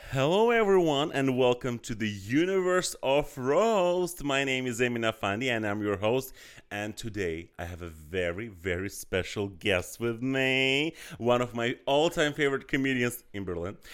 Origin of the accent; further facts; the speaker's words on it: Azerbaijan; that's what I grew up with in Azerbaijan